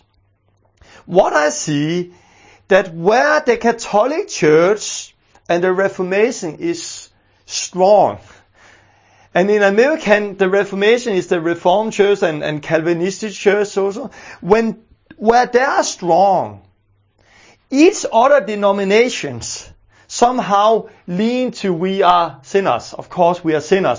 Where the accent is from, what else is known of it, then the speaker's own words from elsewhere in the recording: Denmark; growing up in Denmark